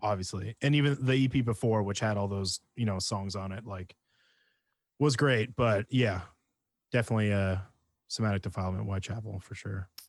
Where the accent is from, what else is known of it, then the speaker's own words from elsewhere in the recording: Penticton, British Columbia, Canada; where I grew up in Penticton, we were right in between two lakes